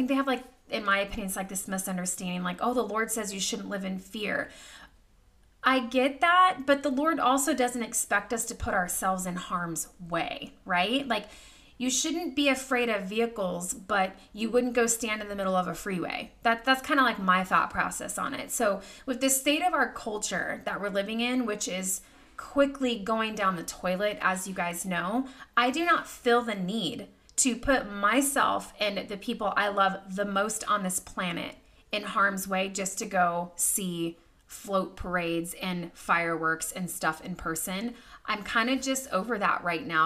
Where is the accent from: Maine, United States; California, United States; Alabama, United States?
California, United States; now in Virginia, United States; I was born and raised in California